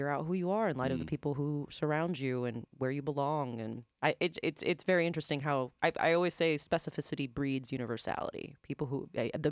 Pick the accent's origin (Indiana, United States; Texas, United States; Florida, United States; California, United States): Florida, United States; Lakeland; also born or lived in Puerto Rico; I was born in Puerto Rico, but I grew up in Lakeland.